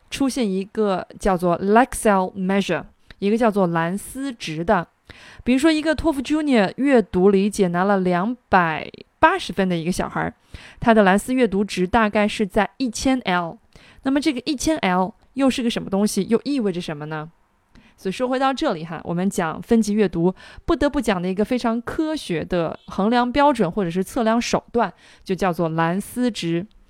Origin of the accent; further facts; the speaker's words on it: China; 那对于我们中国的英语学习者来讲